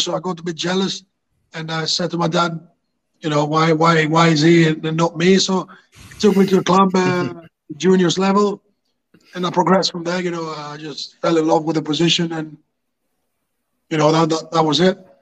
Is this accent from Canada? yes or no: no; Greece; moved away as an adult; also born or lived in Hartlepool, England; I'm from Greece